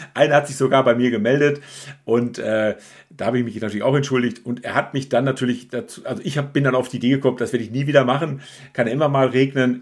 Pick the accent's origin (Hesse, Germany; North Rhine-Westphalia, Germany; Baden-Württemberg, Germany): Baden-Württemberg, Germany; Calw district; wir aus der gleichen Region kommen